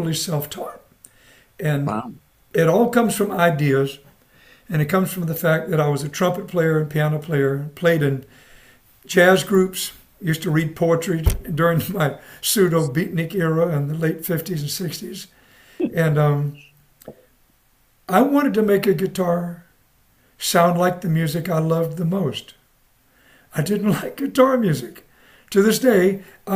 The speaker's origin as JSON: {"language": "English", "region": "South Carolina", "country": "United States", "tie": "born or raised there", "also_born_or_lived": "Japan / Panama / New Jersey", "moved": "yes", "said": "I'm born and raised in the South"}